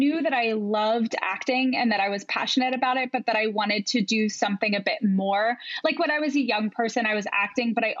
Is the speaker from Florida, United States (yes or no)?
no; outside of Philadelphia, Pennsylvania, United States; moved away; I grew up outside of Philadelphia